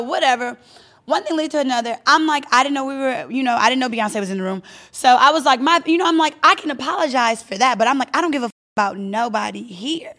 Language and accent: English; Louisiana, United States; now in Los Angeles, United States; I'm from Louisiana